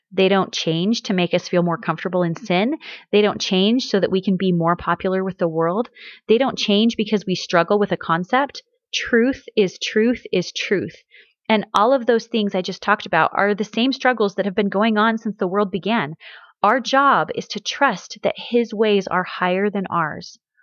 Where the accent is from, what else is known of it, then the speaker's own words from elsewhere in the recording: Missouri, United States; moved away; also born or lived in Washington; where I grew up in Missouri